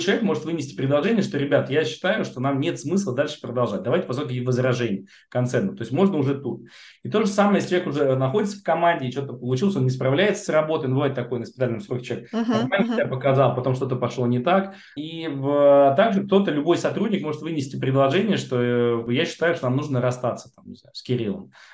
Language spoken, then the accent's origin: Russian; Moscow, Russia; Я коренной москвич.